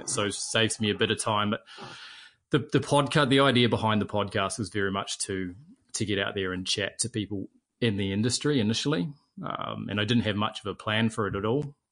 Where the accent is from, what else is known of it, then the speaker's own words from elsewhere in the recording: Auckland, New Zealand; I grew up in Mount Albert. I was a mags boy, uh, very local to the school